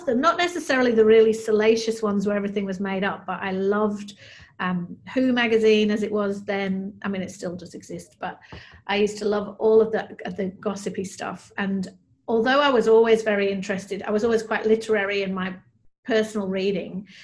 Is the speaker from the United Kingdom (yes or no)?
yes; Manchester, North West England, United Kingdom; moved away as an adult; also born or lived in London; now in Australia; I'm originally from Manchester in the north of England, which is a big sort of industrial city